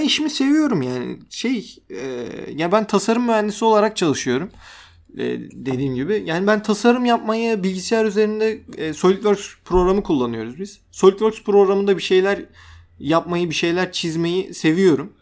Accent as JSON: {"language": "Turkish", "country": "Turkey"}